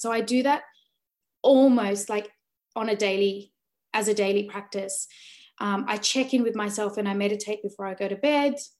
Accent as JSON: {"language": "English", "town": "Sydney", "region": "New South Wales", "country": "Australia", "tie": "born or raised there", "also_born_or_lived": "Delhi, India"}